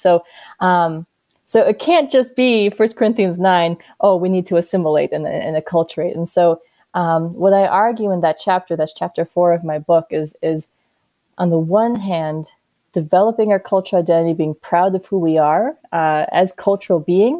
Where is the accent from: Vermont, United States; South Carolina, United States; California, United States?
South Carolina, United States; born there; one like myself, born in South Carolina, my mom born and raised in Uganda, Africa, we are all so different.